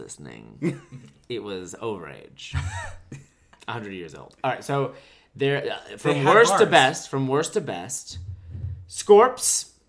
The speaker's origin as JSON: {"language": "English", "town": "Durham", "region": "New Hampshire", "country": "United States", "tie": "born or raised there", "also_born_or_lived": "New York City", "moved": "as an adult"}